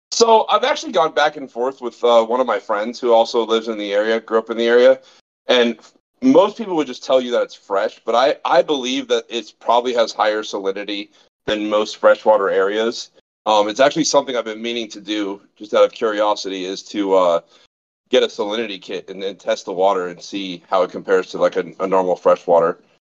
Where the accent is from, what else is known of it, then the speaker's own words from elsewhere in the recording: Fort Lauderdale, Florida, United States; I'm from South Florida, Southeast Florida, originally born and raised